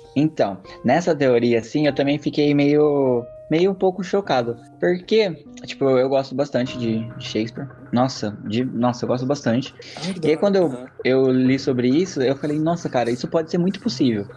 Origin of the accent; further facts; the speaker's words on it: Brazil; sou brasileiro